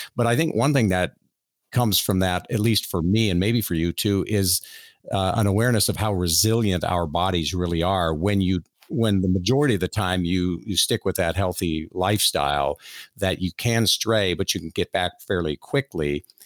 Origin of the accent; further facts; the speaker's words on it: Miami, Florida, United States; I grew up in South Florida on an organic fruit and vegetable farm